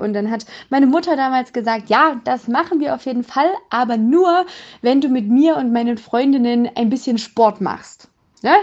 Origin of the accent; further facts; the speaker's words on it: Erfurt, Thuringia, Germany; moved away as an adult; also born or lived in Jena; now in near Zwickau, Germany; Ich bin im schönen Thüringen in Erfurt geboren worden, habe dann in Jena studiert und wohne jetzt mittlerweile in der Nähe von Zwickau